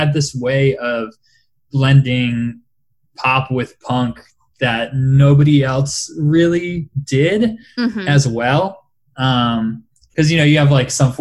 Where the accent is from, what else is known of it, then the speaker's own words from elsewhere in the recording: Rhode Island, United States; I grew up in Rhode Island